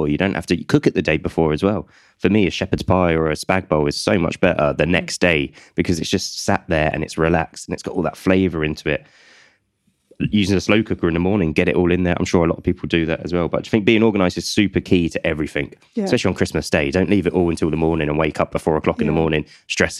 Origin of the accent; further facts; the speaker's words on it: United Kingdom; as a British public, me included